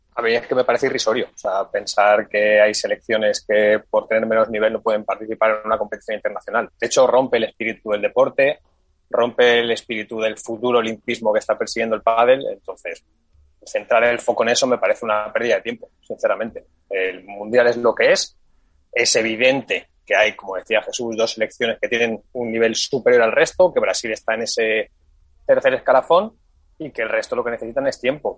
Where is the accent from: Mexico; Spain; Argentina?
Spain; somos españoles